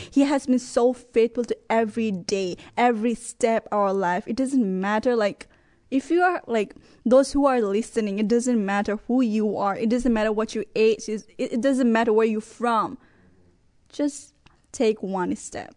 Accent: Nepal; moved away as an adult; also born or lived in Texas; now in Brooklyn Arrow, United States; I'm originally from Nepal and I have lived in Texas for seven years

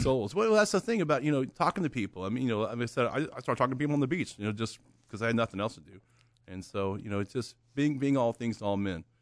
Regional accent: Oklahoma, United States; I'm from Oklahoma.

